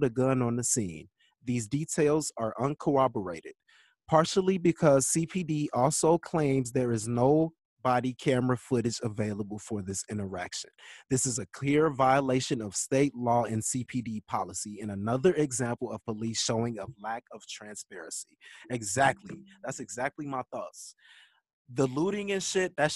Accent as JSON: {"language": "English", "town": "Chicago", "region": "Illinois", "country": "United States", "tie": "born or raised there", "said": "when I was growing up in Chicago"}